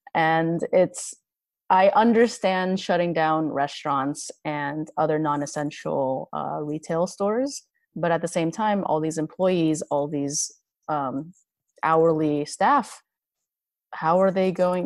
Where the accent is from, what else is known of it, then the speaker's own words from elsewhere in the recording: Los Angeles, California, United States; born and raised in Los Angeles